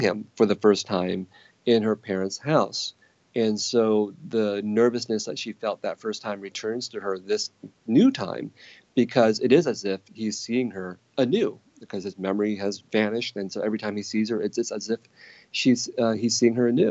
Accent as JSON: {"language": "English", "town": "San Jose", "region": "California", "country": "United States", "tie": "born or raised there", "said": "growing up in San Jose of the 1970s and 1980s"}